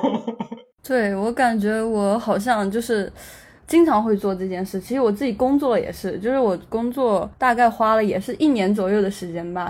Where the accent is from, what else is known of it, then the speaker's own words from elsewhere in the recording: Anhui, China; also born or lived in Beijing; 现在坐标是在家，就是在，在安徽，我是安徽人